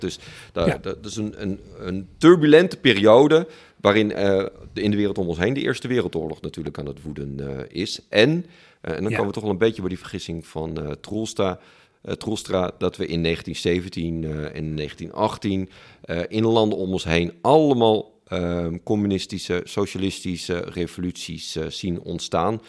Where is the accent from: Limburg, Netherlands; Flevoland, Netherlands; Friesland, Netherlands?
Friesland, Netherlands; Ik ben opgegroeid in Friesland